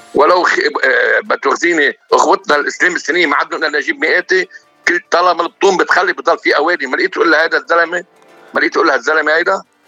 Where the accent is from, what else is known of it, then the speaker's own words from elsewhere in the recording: Hadath, Mount Lebanon, Lebanon; moved away as an adult; ولاد ضيعتي الحدث